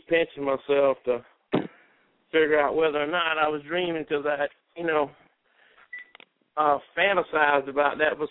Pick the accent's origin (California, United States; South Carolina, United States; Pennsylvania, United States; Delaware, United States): South Carolina, United States; St. Matthews; also born or lived in Los Angeles; I'm born and bred right here in St. Matthews, South Carolina